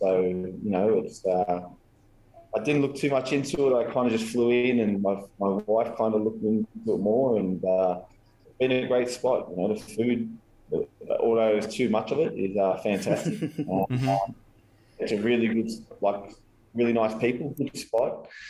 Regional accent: Australia; moved away as an adult; also born or lived in Japan; now in El Paso, United States; No, I'm in El Paso. Yeah, well, I'm Australian originally, yes.

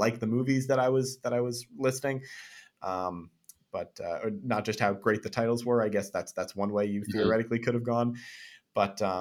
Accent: Chatham, Massachusetts, United States; my hometown of Chatham, Massachusetts

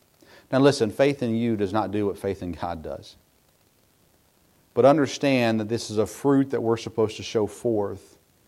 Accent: Southern United States, United States; So I grew up in a home with Yankee parents, but we grew up in the South. And all of my extended family are Northerners.

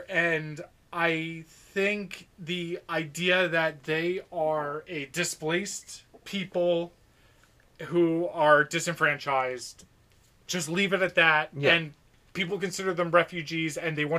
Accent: New York, United States; We're from New York. There's a real like post 9/11 kind of vibe to that.

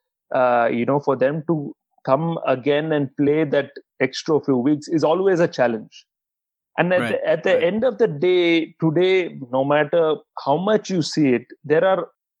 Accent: India; I'm one Indian playing this event

